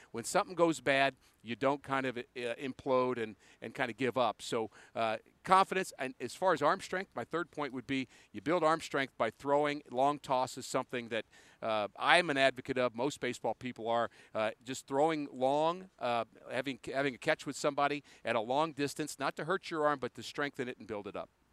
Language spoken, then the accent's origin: English; New York, United States; moved away; half my family, my extended family, were Cardinal fans and half were Met fans growing up in New York